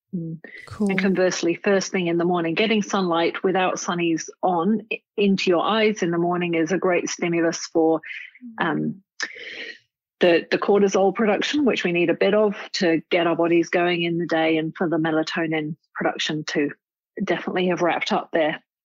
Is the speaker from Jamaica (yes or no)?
no; Cambridge, East of England, United Kingdom; moved away as an adult; also born or lived in Nottingham; now in Sydney, Australia; I grew up in England, in Cambridge. I uh, spent a very happy childhood there in Cambridge.